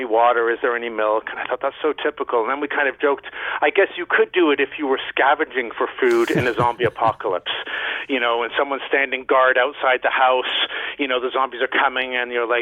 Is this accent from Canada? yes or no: yes; Canada; moved away as an adult; also born or lived in Mexico / Barcelona, Spain; I'm from Canada